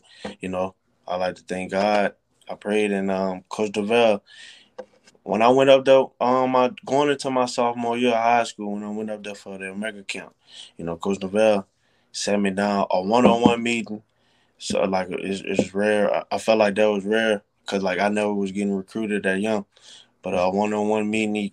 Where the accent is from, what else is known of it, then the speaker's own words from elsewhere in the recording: Louisiana, United States; now in Tallahassee, United States; I'm from Louisiana